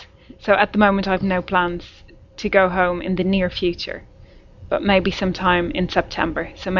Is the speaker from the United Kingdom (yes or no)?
no; Bray, Leinster, Ireland; moved away; I'm from a place called Bray, which is maybe 1 hour's drive from the capital, Dublin.